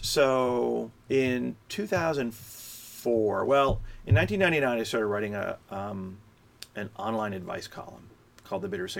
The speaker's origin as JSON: {"language": "English", "region": "Florida", "country": "United States", "tie": "born or raised there", "said": "South Florida, Miami."}